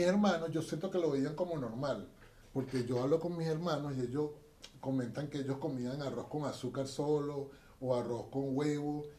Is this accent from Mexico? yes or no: no; Venezuela; now in Chile; la gente de mi tierra, Venezuela